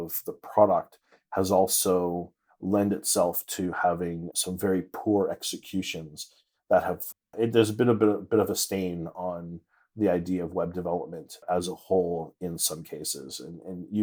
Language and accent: English; Toronto, Ontario, Canada; moved away; I'm originally from Toronto, Canada